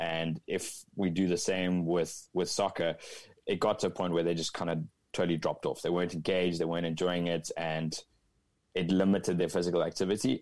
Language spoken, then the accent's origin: English; Cape Town, Western Cape, South Africa; moved away as an adult; now in Northern California, United States; I'm originally from Cape Town, South Africa, a beautiful part of the world